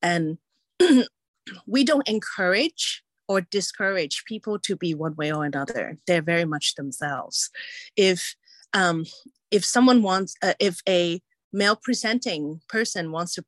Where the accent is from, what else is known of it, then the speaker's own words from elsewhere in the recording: Hong Kong; also born or lived in England / United States; as a person who was born and raised in Hong Kong and England and the US and travel many places and is complicated in terms of like, what is my cultural heritage, right?